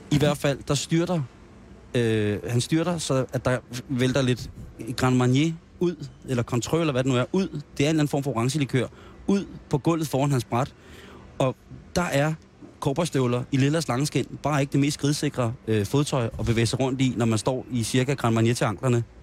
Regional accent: Roskilde, Zealand, Denmark; jeg vil sige, jeg er jo Roskilde-dreng, så jeg vil også sige, at der bliver delt krammer ud på Roskilde.

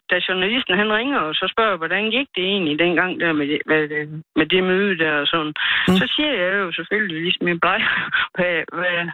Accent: Denmark; moved away as an adult; now in near Staby, Denmark; Jeg er fra Tam.

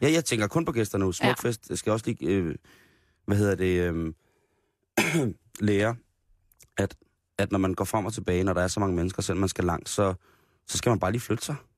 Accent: Roskilde, Zealand, Denmark; som Roskilde-dreng

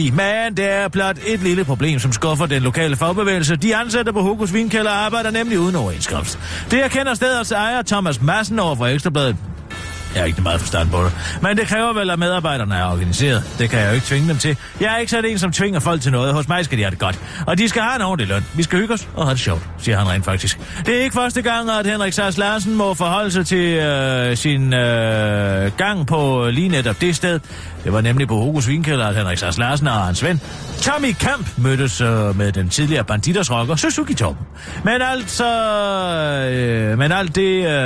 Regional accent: Frederiksberg, Capital Region of Denmark, Denmark; men jeg er fra Frederiksberg, og der holder vi ikke fri 1. maj, det kan jeg godt love dig for.

